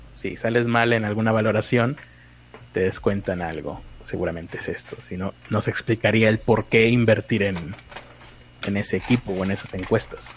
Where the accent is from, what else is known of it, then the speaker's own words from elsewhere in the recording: Monterrey, Nuevo León, Mexico; como regio